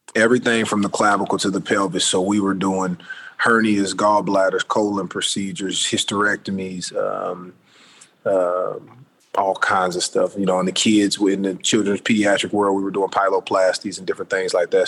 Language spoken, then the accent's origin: English; Indianapolis, Indiana, United States; moved away as an adult; also born or lived in Orlando; now in Los Angeles, United States; growing up in Indianapolis